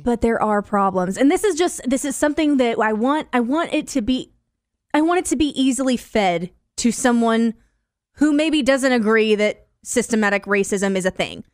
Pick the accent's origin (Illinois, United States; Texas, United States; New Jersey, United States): Illinois, United States; Decatur; also born or lived in Mount Zion; I grew up, I grew up in Decatur